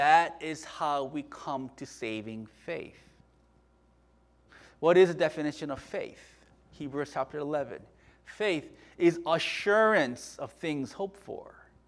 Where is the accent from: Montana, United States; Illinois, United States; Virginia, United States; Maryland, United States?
Virginia, United States; we were raised in Virginia together